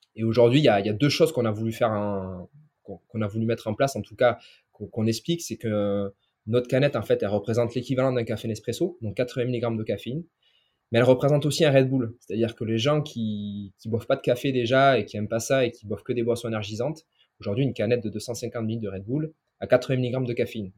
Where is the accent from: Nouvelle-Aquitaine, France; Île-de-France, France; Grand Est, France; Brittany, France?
Nouvelle-Aquitaine, France; inland Basque Country; je suis originaire du Pays Basque, donc euh, du Pays Basque intérieur